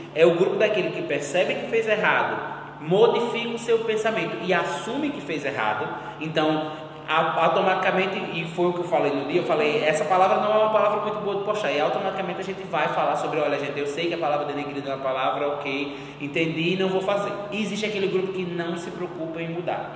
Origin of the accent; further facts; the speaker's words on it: Northeast Brazil, Brazil; Sou bicha gorda, nordestina